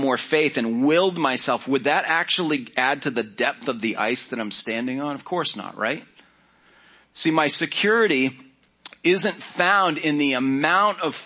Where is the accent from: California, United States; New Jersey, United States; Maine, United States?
Maine, United States; I grew up in Maine